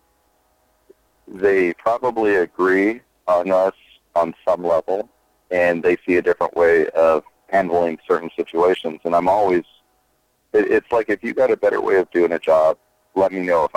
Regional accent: United States; accent: American; I've always been American

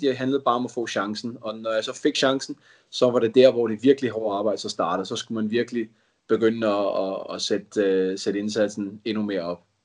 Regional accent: Denmark; moved away as an adult; now in England; Vores familie er, er danskere, og bor i Danmark, vi er danskere, og vi har ikke kunnet rejse hjem

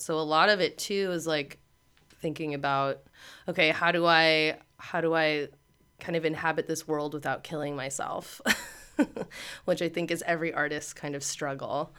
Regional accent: Pasadena, California, United States; I'm from Pasadena

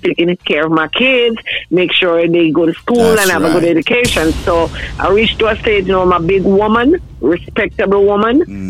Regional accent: Manchester, Jamaica; moved away as an adult; now in New Jersey, United States; I was born and grown in Manchester. That's in Jamaica

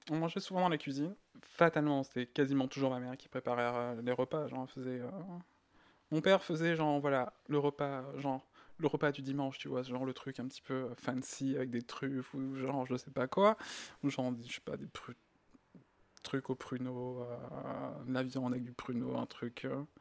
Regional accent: Greece; born there; Euh, moi, je suis né en Grèce.

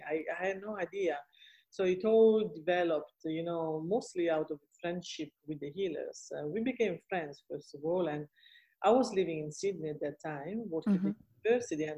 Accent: Italy; now in Australia; I come from Italy

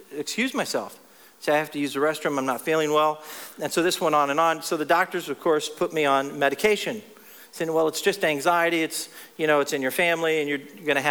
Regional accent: Texas, United States; also born or lived in Ohio; in my hometown of Texas now, I used to live in Ohio, but in my hometown of Texas

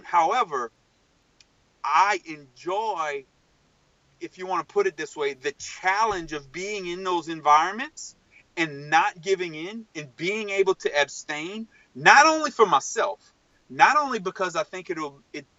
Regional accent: Cajun, Louisiana, United States; as a Cajun person

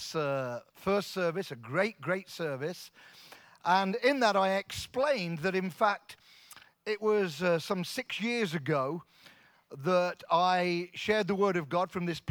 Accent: Coventry, West Midlands, United Kingdom; moved away; We're both from Coventry, both born in Coventry, Coventry kids.

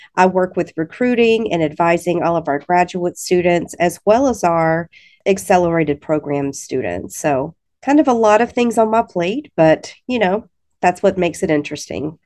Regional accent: Alabama, United States; moved away as an adult; now in Missouri, United States; I'm originally from the state of Alabama, so you might be able to hear that a little bit

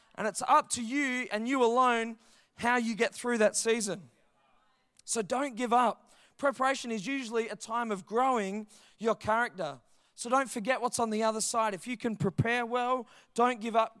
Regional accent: Perth, Western Australia, Australia; I grew up in Heathridge. six oh two seven, baby, that's my hood.

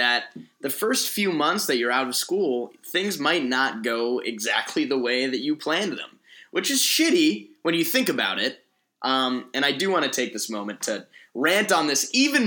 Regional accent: Colorado, United States; moved away as an adult; now in Los Angeles, United States; growing up in Colorado

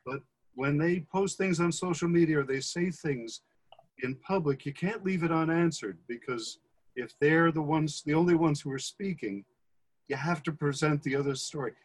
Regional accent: Bergenfield, New Jersey, United States; I grew up in Bergenfield

